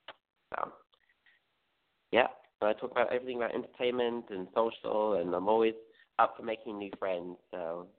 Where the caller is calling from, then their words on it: Glendale, California, United States; I'm calling from Glendale, California.